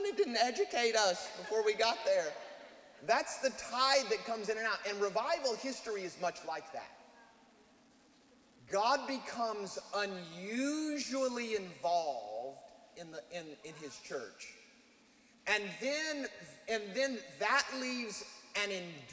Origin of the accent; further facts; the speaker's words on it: United States; moved away; we are American, even though we live here